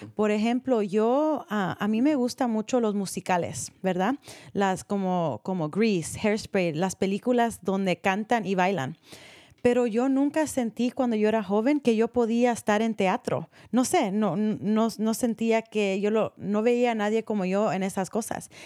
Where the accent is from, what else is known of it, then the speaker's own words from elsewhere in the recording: Marin County, California, United States; nacida aquí